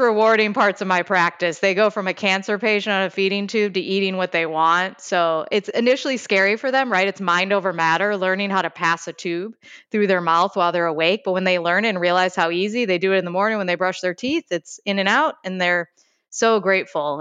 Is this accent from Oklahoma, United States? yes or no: no; Chicago, Illinois, United States; accent: Chicago; I'm from Chicago, so I have a little bit of a Chicago accent